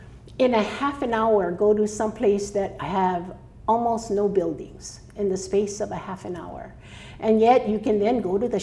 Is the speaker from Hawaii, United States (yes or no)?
yes; Honolulu, Hawaii, United States; now in Maui, United States; I was actually born in Honolulu in Waikiki.